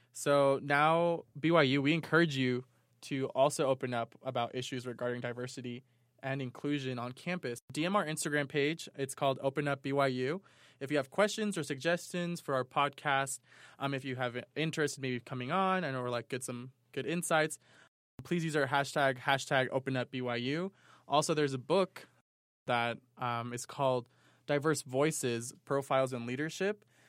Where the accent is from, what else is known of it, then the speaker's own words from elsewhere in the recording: New York, United States; moved away as an adult; now in Provo, United States; Growing up in New York, I, I, they were, they were every types of people like